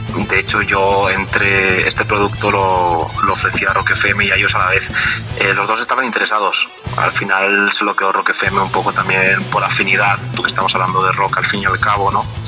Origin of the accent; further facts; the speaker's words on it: Valencian Community, Spain; yo soy valenciano de, esta región de España